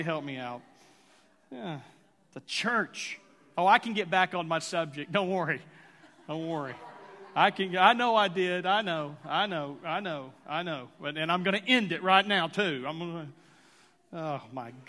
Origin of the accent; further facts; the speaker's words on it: Texas, United States; now in Tulsa, United States; My Texas is showing